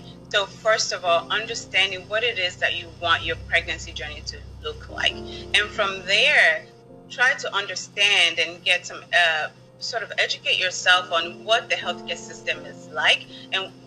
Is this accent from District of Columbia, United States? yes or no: yes; Washington, District of Columbia, United States; moved away; growing up in the District of Columbia